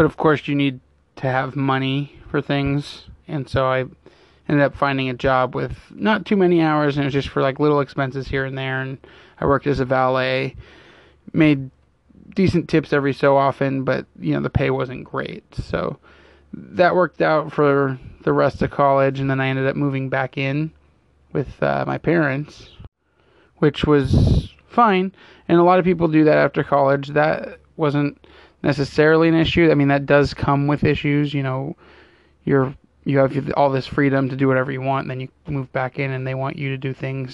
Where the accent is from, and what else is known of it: Fremont, California, United States; born or raised there; also born or lived in Pleasanton, California